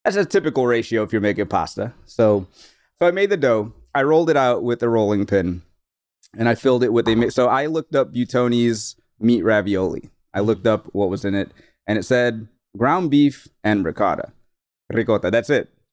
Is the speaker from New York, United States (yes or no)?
no; New Orleans, Louisiana, United States; we are from New Orleans